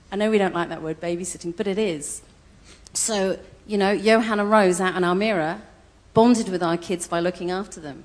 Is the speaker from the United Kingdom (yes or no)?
yes; United Kingdom; moved away; I'm very British